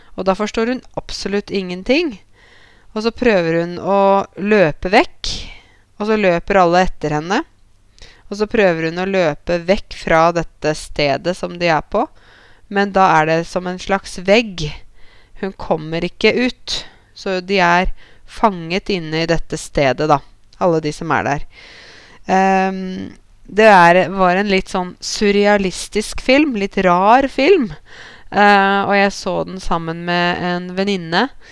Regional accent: Norway; meg som nordmann

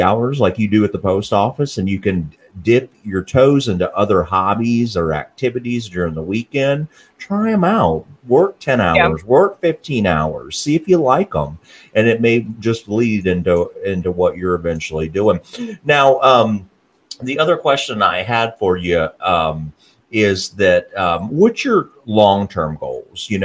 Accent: Morgan County area, Tennessee, United States; we grew up in the similar areas

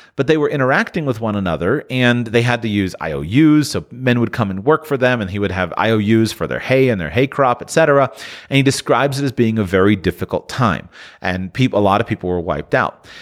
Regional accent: United States; as an American

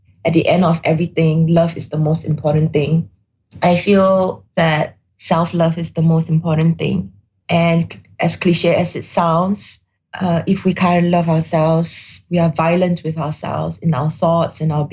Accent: Singapore; I'm Singaporean Chinese in Singapore, grew up in Singapore

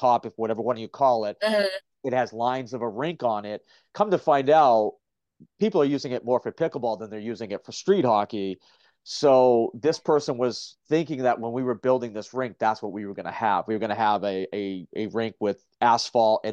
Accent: Gloucester, Massachusetts, United States; my hometown of Gloucester, Mass

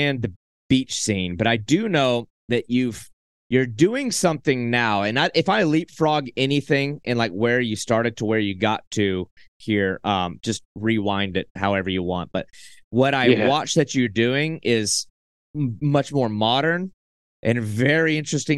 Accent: Southeast, United States; I grew up in the Southeast

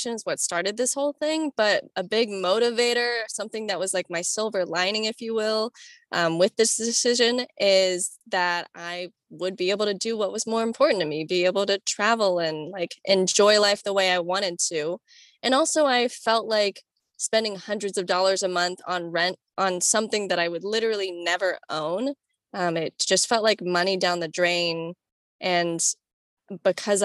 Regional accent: Florida, United States; I grew up in Florida

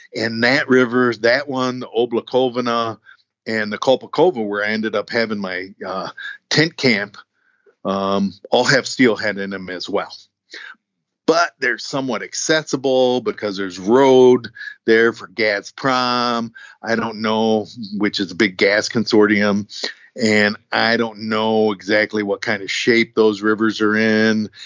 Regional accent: United States; as an American

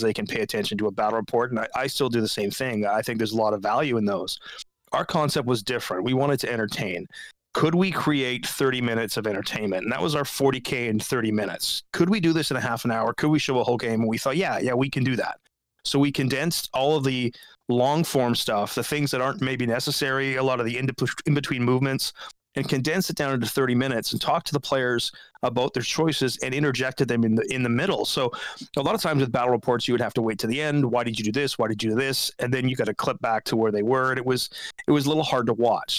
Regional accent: West Coast, United States; I grew up on the West Coast

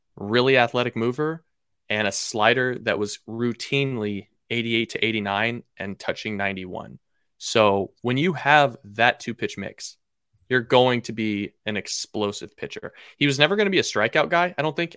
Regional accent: Seattle, Washington, United States; born and raised in Seattle, Washington. Never left.

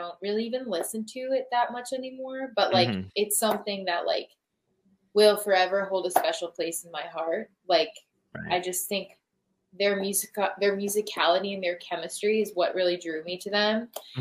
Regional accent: Red Bank, New Jersey, United States; I grew up in Red Bank

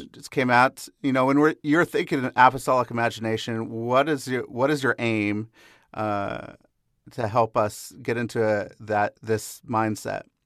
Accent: Seattle, Washington, United States; I grew up in the Seattle area.

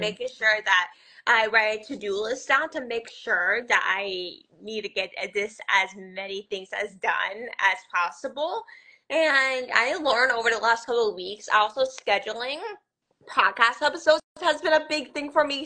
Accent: Scranton, Pennsylvania, United States; I'm from Scranton, Pennsylvania, the one and only The Office

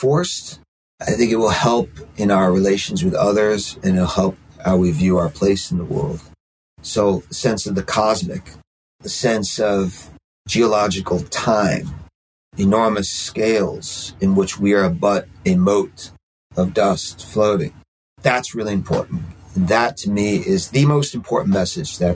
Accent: Brooklyn, New York, United States; now in Catskill Mountains, United States; I grew up in Brooklyn. I grew up like hardcore urban, you know, riding subways when I was like seven or something

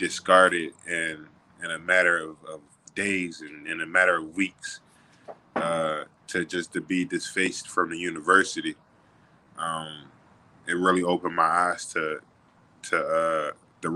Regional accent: Philadelphia, Pennsylvania, United States; I come from Philly, so, you know, Philly like a basketball city.

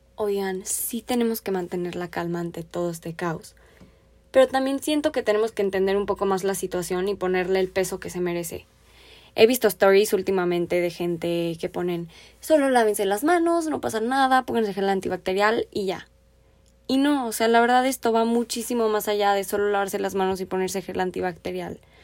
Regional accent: Mexico; Me apasiona creer en mi país, me apasiona el cambio, yo pienso que todavía hay mucho potencial aquí

